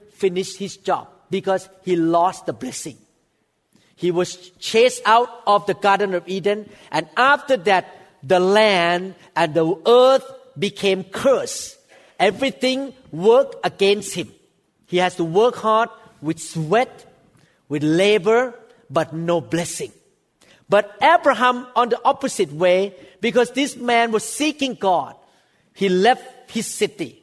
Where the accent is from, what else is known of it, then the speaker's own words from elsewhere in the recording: Thailand; English is a second language; moved away as an adult; now in United States; a former Thai person like me. I was born in Thailand.